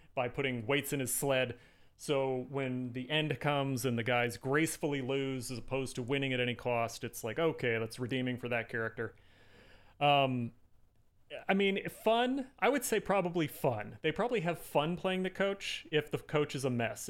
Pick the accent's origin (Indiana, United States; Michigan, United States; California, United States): Indiana, United States; I'm from Indiana